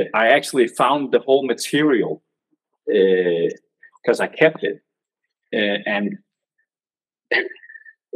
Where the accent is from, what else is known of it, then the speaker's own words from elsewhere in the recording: Denmark; English is a second language; I'm from Denmark